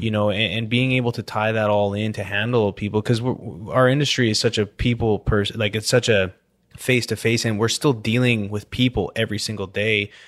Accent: British Columbia, Canada; now in Houston, United States; I grew up in British Columbia where I snowboarded all winter

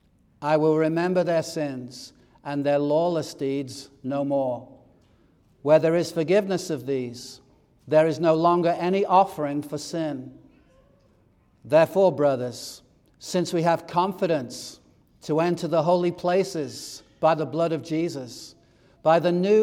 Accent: England, United Kingdom; As you may know, I grew up in England

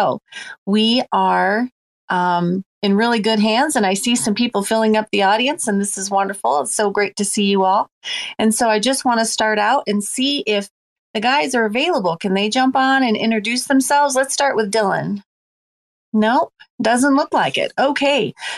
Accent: Ireland; I'm Irish, and you know that Halloween originated in the Celtic lands.

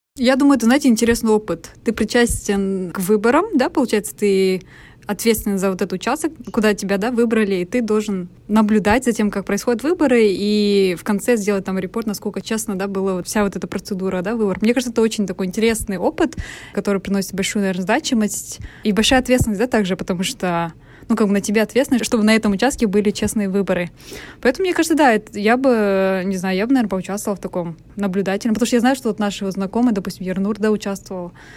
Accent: Almaty, Kazakhstan; в моем родном городе

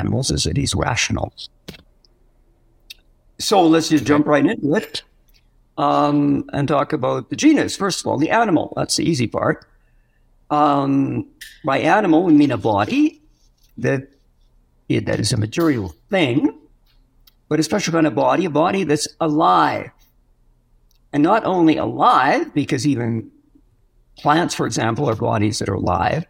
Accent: Western Canada, Canada; moved away as an adult; also born or lived in France; now in Silver City, United States; I come from Western Canada

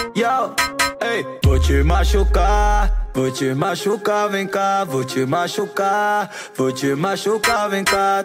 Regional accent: Cabo de Santo Agostinho, Pernambuco, Brazil; era lá no Cabo, na minha terra

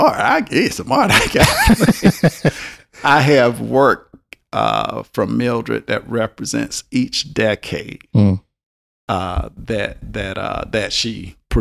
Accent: the South, Southern United States, United States; accent: Southern drawl; I'm a Southerner and had this drawl.

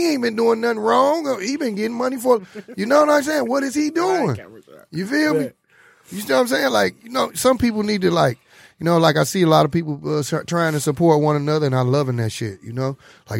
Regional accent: Detroit, Michigan, United States; also born or lived in Inkster; A lot of people we grew up with. I'm from Detroit. I'm from the east side, but I've been out in Inkster so long. I'm a Inkster native too.

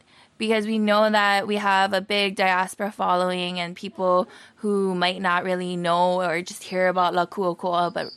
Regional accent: Honolulu, Hawaii, United States; also born or lived in Kaimuki; I come from Papakulea Wahu, and I'm now residing in Kaimuki

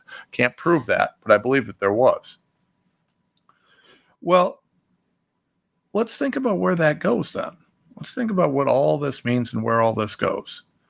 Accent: United States

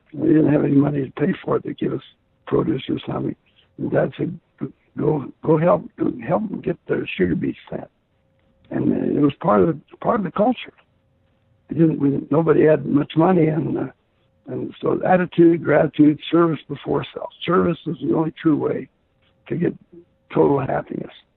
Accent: Garland, Utah, United States; I was from Garland, Utah

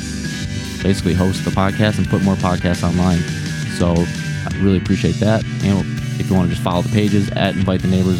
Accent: Detroit, Michigan, United States; I'm from the Detroit area

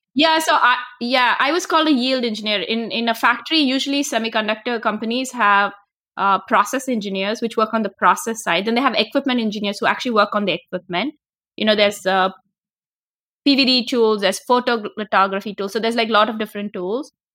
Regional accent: India; moved away as an adult; now in United States; I'm originally from India. I came to the U, I studied physics in India, my bachelor's and master's is in physics. And I came to graduate school to the U S

